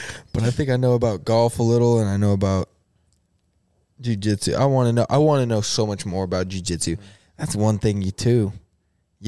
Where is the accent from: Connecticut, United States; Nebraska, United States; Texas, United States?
Nebraska, United States; Lexington; I'm from Lexington